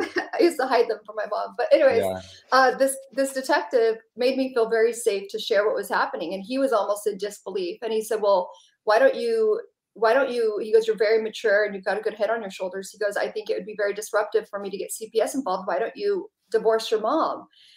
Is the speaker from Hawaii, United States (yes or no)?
no; California, United States; also born or lived in Dallas; Lived all over Southern California, Native American reservation, Manzanita, on and off too. But I was born in Dallas, but it was all over.